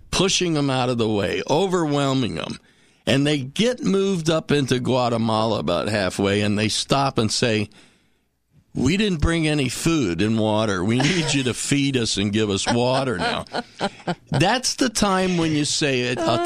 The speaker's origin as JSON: {"language": "English", "region": "Southern California", "country": "United States", "tie": "born or raised there", "said": "I grew up in Southern California"}